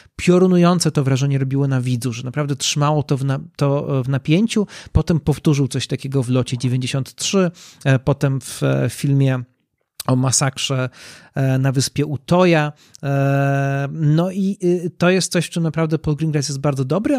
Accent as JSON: {"language": "Polish", "country": "Poland", "said": "nasz kraj jest bardzo mocno podzielony"}